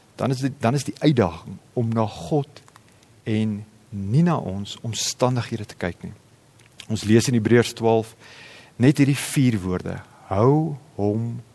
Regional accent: South Africa

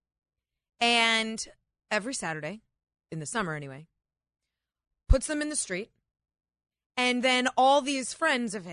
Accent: New England, United States; also born or lived in New York City; now in Northern Virginia, United States; the small town I grew up in New England.

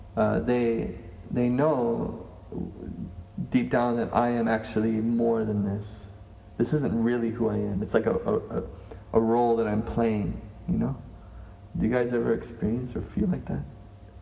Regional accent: Canada; I'm Canadian, I'm a male

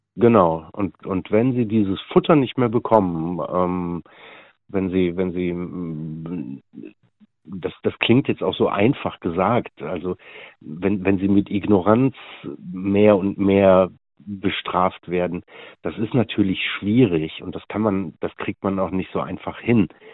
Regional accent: Meerbusch, North Rhine-Westphalia, Germany; ich komme aus Meerbusch

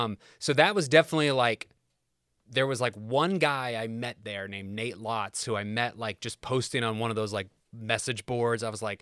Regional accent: Kokomo, Indiana, United States; moved away as an adult; also born or lived in Los Angeles / Nashville; born and raised. In fact, I think it will be, I moved away from Kokomo in 2005. So I was 23. I just turned 41. So I still have spent more of my life in Kokomo than not in Kokomo.

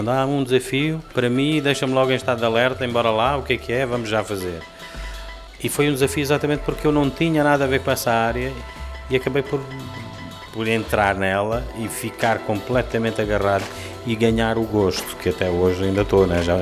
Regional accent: Lisbon, Portugal; mas sempre vivi aqui no centro de Lisboa e, e, e é com isto que me identifico, é com esta zona da cidade

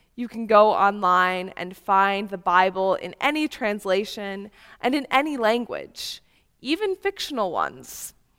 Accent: Upper Peninsula of Michigan, United States; now in Chicago, United States; I come from the Upper Peninsula of Michigan

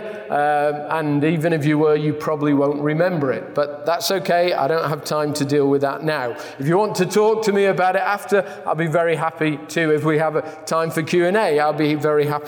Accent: England, United Kingdom; I'm from England

